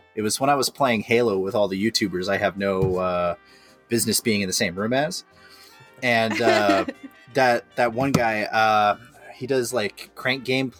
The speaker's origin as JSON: {"language": "English", "region": "Maine", "country": "United States", "also_born_or_lived": "Colorado", "moved": "yes", "said": "I'm from Maine."}